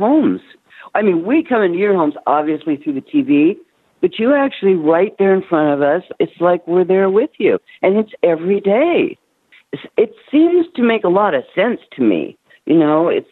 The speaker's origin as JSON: {"language": "English", "town": "Toronto", "region": "Ontario", "country": "Canada", "tie": "born or raised there", "moved": "yes", "said": "I was raised in Toronto"}